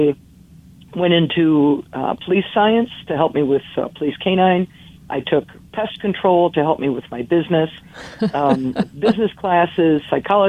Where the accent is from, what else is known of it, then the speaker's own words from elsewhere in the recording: Menominee, Michigan, United States; I was growing up in the Upper Peninsula of Michigan, a small town called Menominee